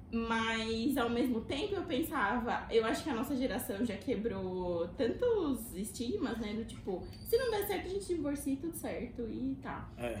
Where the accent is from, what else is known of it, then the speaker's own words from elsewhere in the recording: Brazil; moved away as an adult; now in Washington, D.C., United States; eu sou brasileira